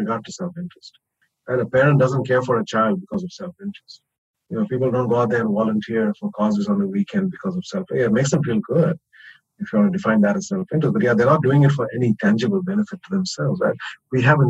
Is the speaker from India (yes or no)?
yes; India; I come from India, which is a very feudal, you know, sort of patriarchal culture